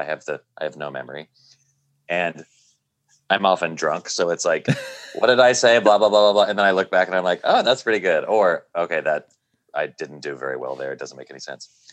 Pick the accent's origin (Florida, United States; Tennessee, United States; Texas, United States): Tennessee, United States; Nashville; growing up in Nashville, Tennessee, evangelical Christian and being gay